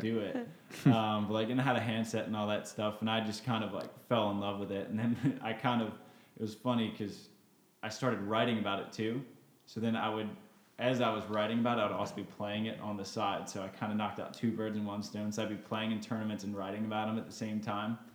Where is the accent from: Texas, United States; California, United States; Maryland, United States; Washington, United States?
Maryland, United States; moved away; also born or lived in Florida; growing up in Maryland.